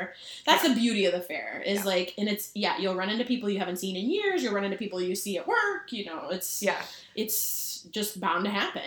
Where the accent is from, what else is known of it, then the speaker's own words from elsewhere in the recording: Minnesota, United States; I'm so not Minnesotan